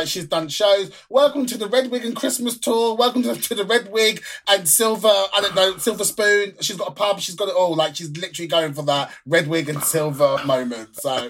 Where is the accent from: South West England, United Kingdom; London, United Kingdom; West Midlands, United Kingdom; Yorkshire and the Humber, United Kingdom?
London, United Kingdom; I'm from London. That's what we call cigarettes, fags.